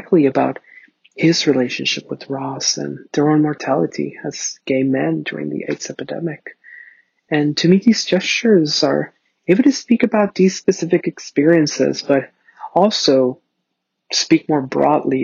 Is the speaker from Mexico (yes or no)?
yes; Ciudad Juarez, Chihuahua, Mexico; now in Los Angeles, United States; I was born in Ciudad Juarez, Chihuahua, Mexico